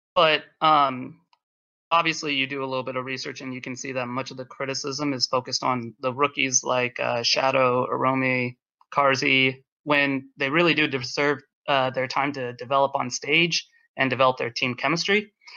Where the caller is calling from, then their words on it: Philadelphia, Pennsylvania, United States; I'm calling from Philadelphia